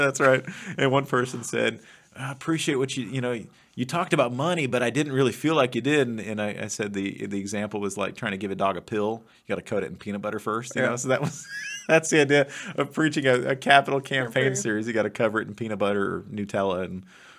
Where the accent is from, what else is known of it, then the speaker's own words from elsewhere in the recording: Kansas, United States; also born or lived in Texas; now in Missouri, United States; We moved back to Kansas, and that was sort of a reconnecting with my childhood roots. And now that we're in Missouri